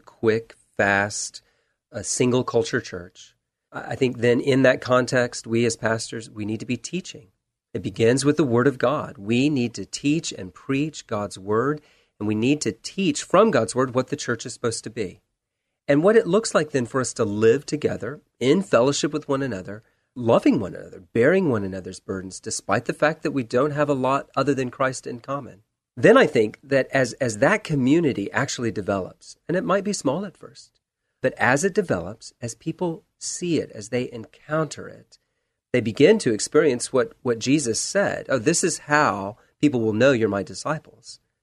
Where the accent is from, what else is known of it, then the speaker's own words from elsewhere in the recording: Charleston, South Carolina, United States; moved away as an adult; also born or lived in Texas / Washington, D.C.; now in Portland, United States; Born in Texas, grew up within the sound of the waves of the Atlantic Ocean in Charleston, South Carolina.